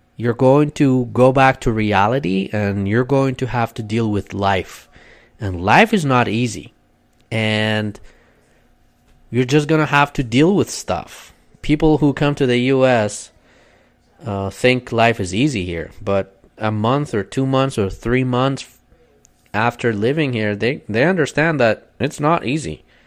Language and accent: English; Kurdistan Region, Iraq; English is a second language; moved away as an adult; now in United States; I am from Kurdistan in northern Iraq. I came to the States 10 years ago